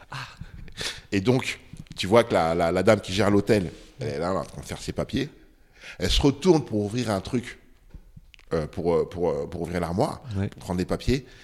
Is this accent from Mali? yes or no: yes; Ségou, Ségou Region, Mali; moi je suis de Ségou. donc quand tu atterris à Bamako, il faut que tu tapes 250 km en voiture ou en bus mm. pour arriver chez, ma famille qui habitait là-bas.